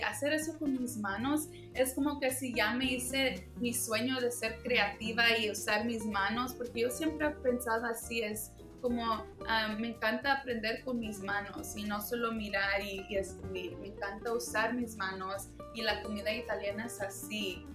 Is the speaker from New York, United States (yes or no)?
no; Los Angeles, California, United States; also born or lived in San Francisco; yo soy uh, primera generación que nací aquí en Los Ángeles, California